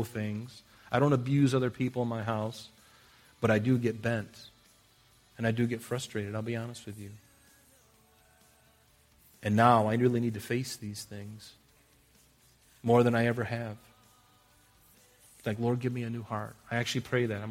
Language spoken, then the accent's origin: English; United States; we're American